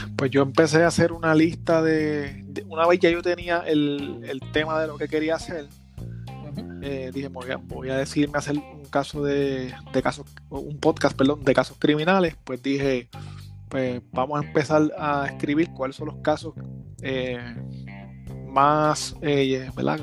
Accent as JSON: {"language": "Spanish", "town": "Gurabo", "country": "Puerto Rico", "said": "Yo soy de Gurabo, en Puerto Rico"}